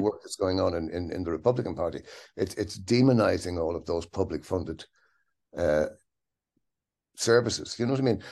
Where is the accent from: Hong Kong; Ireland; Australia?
Ireland; Dublin, Leinster; grew up in Dublin, in Ireland.